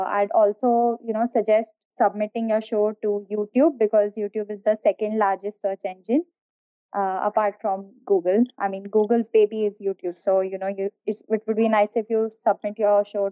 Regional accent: India; I am from India

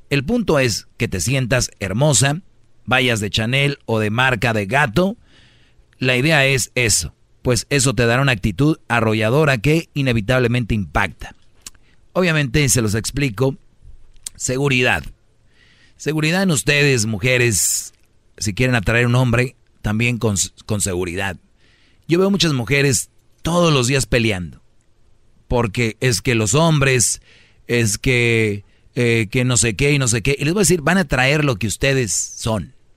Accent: Monterrey, Nuevo León, Mexico; yo soy de Monterrey

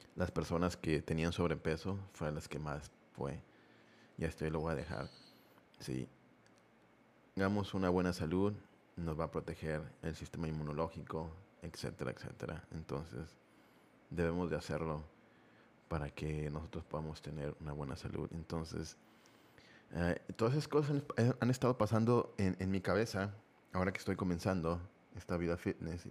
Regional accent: Mexico; somos muy fiesteros aquí en este, en este país

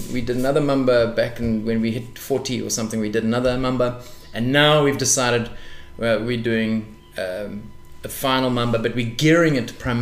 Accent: South Africa; we are old, we are South African

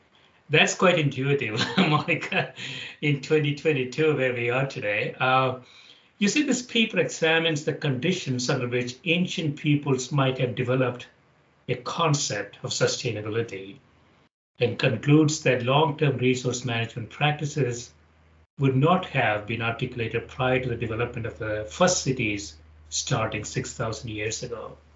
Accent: India; also born or lived in Chicago / Atlanta / Dallas / San Francisco; now in Connecticut, United States; as I came to Chicago from India, and then I spent some time in Atlanta, Dallas, San Francisco. Now I live in a small city in Connecticut with 50,000 population.

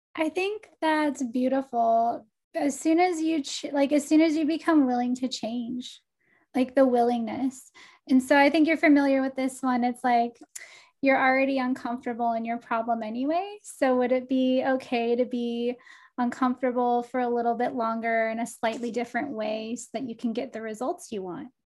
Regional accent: Texas, United States; now in Portland, United States; I'm from Texas.

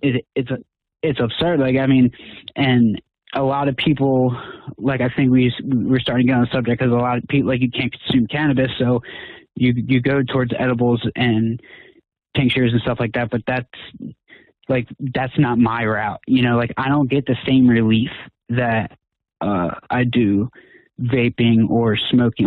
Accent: New Jersey, United States; moved away as an adult; now in Pittsburgh, United States; I'm originally from South Jersey, and so I had to move from there

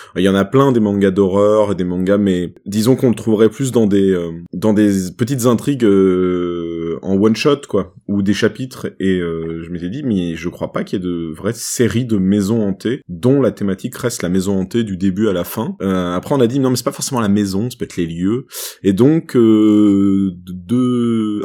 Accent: France; chez nous en France

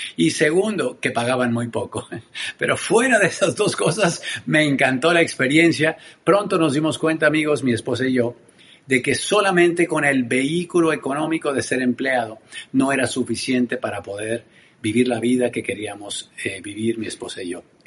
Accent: Tenancingo, Mexico; soy mexicano oriundo de un pueblo hermoso en el interior de mi país que se llama Tenancingo. Ahí crecí

